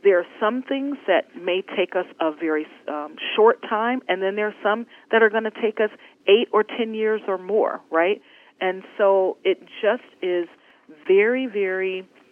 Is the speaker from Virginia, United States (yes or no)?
no; Detroit, Michigan, United States; a little brown girl from Detroit